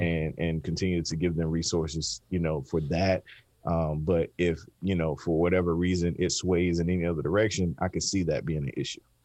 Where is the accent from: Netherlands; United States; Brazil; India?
United States; the South, Southeast; I grew up in the South, Southeast